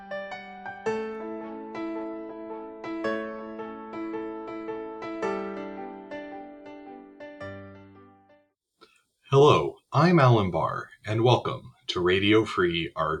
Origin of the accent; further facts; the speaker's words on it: Bismarck, North Dakota, United States; moved away as an adult; I was raised in Bismarck, North Dakota